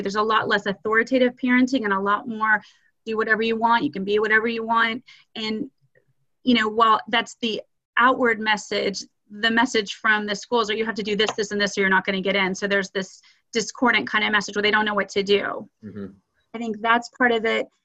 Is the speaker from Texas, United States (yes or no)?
yes; Austin, Texas, United States; moved away as an adult; also born or lived in Nashville, Tennessee / Houston, Texas; now in Dallas, United States; I'm originally from Austin, Texas, and went to one of your competitor schools, St. Stephen's Episcopal